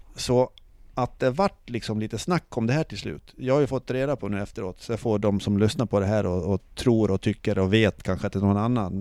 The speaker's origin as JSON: {"language": "Swedish", "country": "Sweden", "said": "vi var från Sverige"}